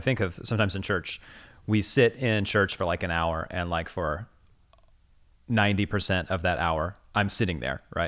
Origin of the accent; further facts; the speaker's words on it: Midwest, United States; moved away; Growing up in the Midwest